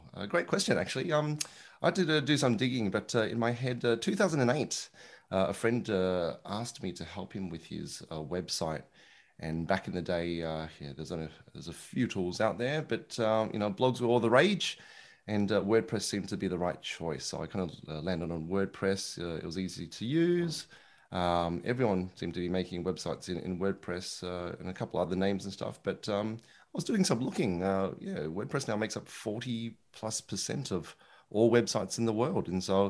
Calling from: Melbourne, Victoria, Australia; It's good old, I was going to say sunny Melbourne in Australia, but it's actually quite cold today. So call it cold Melbourne in Australia.

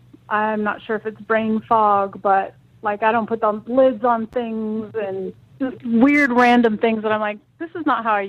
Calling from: San Francisco, California, United States; San Francisco.

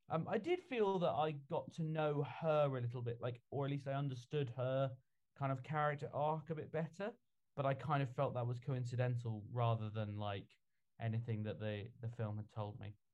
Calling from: Scotland, United Kingdom; I'm in from Scotland, the most international podcast we've maybe ever had.

